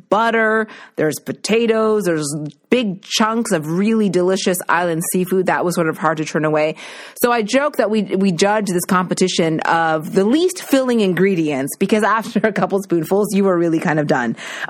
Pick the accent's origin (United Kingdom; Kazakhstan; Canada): Canada; Nova Scotia; now in Toronto, Canada; as a Maritimer growing up in Nova Scotia